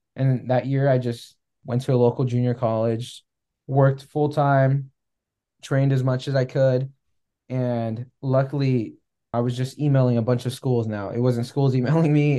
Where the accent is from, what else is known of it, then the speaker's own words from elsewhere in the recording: California, United States; moved away as an adult; also born or lived in Arizona / Kansas City; growing up in California